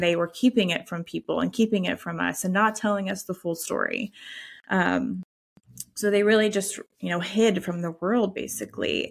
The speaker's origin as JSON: {"language": "English", "region": "the Bible Belt", "country": "United States", "said": "we're from the Bible Belt"}